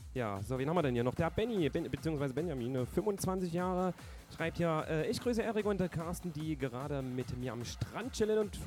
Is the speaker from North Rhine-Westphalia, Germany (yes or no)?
no; Thuringia, Germany; ein Thüringer